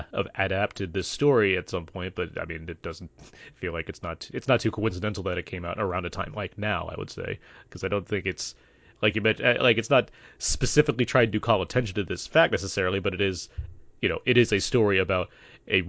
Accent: United States; being an American

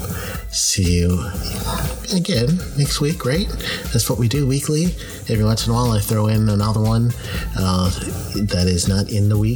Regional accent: New York City, New York, United States; moved away; I was born and raised in Queens and went to Bayside High

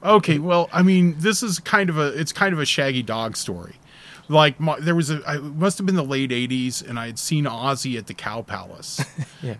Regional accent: the Peninsula, California, United States; now in East Bay, United States; we're both from the Peninsula

